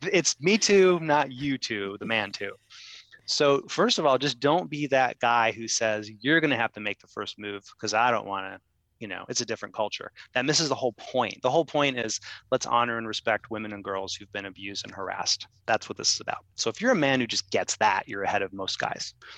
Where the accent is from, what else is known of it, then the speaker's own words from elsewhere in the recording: Ohio, United States; now in New York, United States; I'm from Ohio.